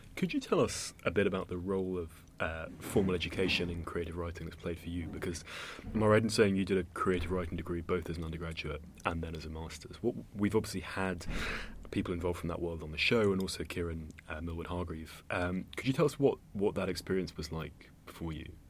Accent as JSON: {"language": "English", "town": "Cambridge", "region": "East of England", "country": "United Kingdom", "tie": "born or raised there", "said": "I grew up in Cambridge"}